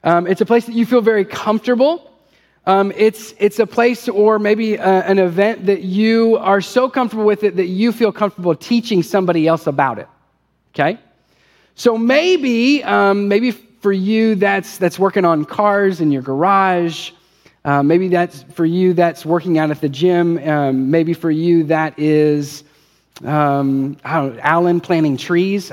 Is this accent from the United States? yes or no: yes; Ohio, United States; moved away; also born or lived in Holston River area (Tennessee/Virginia); I'm originally from Ohio, grew up fishing. We moved here.